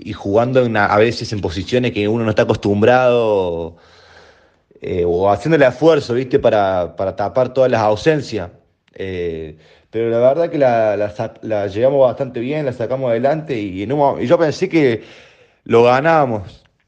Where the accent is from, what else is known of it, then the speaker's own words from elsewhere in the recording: Córdoba, Argentina; moved away as an adult; now in Spain; yo vengo de Argentina